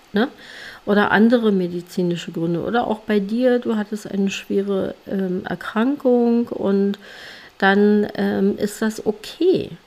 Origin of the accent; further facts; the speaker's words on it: Germany; bei uns in Deutschland